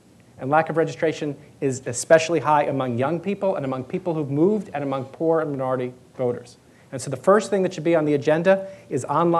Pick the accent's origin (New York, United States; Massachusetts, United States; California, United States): California, United States; Well, I mean, I come from California